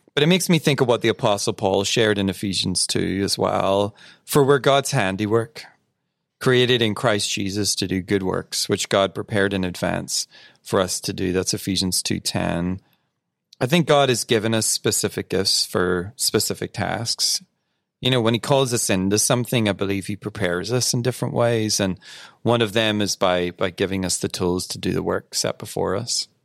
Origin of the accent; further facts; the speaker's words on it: United Kingdom; I am British after all